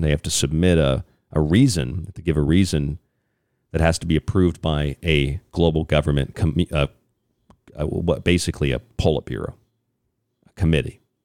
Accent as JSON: {"language": "English", "region": "Florida", "country": "United States", "said": "I'm from Florida"}